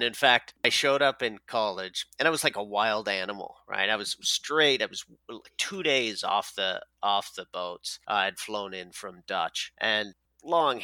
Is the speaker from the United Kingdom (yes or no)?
no; Newfoundland and Labrador, Canada; I grew up in Newfoundland, Canada